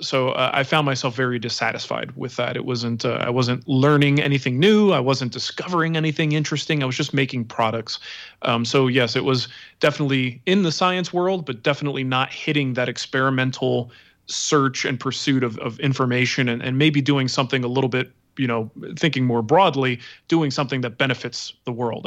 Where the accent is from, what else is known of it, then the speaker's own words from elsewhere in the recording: East Coast, United States; now in Denver, United States; growing up on the East Coast